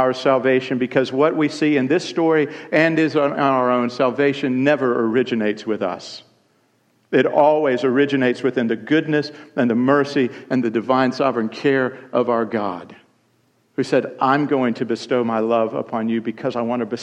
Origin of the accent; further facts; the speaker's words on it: Columbia, South Carolina, United States; on February 26, 1968, in Columbia, South Carolina